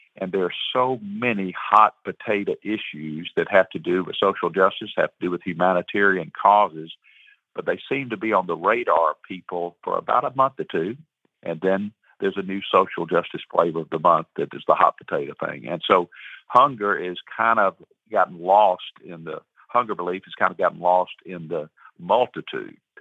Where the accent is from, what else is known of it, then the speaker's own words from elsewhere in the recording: Atlanta, Georgia, United States; I grew up in Atlanta